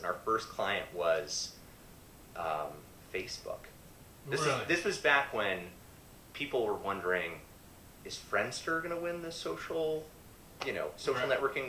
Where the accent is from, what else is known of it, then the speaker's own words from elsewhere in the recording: Oakland, New Jersey, United States; now in Montara, United States; I'm originally not from here, though. So I grew up in New Jersey.